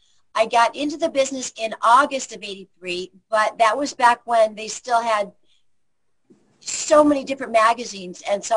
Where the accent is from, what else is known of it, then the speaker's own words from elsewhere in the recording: Illinois, United States; now in Henderson, United States; Well, I'm from Illinois.